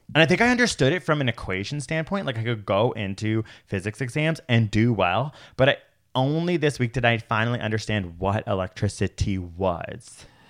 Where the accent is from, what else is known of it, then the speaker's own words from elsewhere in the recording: Toronto, Ontario, Canada; I'm a city idiot. I grew up in Toronto